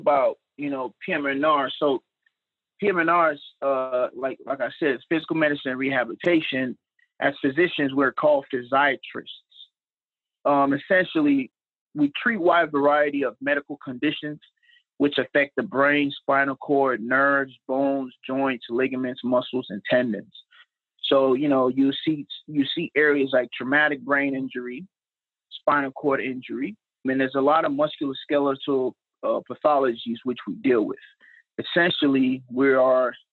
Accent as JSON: {"language": "English", "town": "Dallas", "region": "Texas", "country": "United States", "tie": "born or raised there", "also_born_or_lived": "Nigeria", "said": "I'm from Nigeria, and I was born in Nigeria and then came to the United States in 1998 and grew up in Dallas, Texas."}